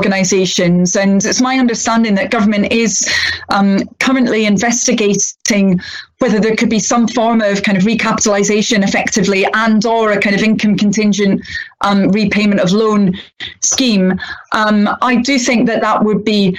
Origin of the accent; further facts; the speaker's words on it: Scotland, United Kingdom; moved away; I was brought up in Scotland, but my family, a number of them had been brought up in England, my father had been, so I'm kind of a bit of a mixture